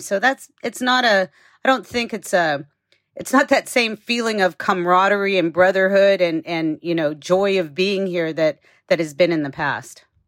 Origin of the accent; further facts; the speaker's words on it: United States; as an American